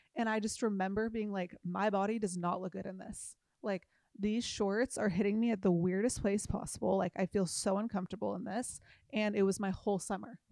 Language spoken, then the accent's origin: English; Newport Beach, California, United States; I grew up in Newport Beach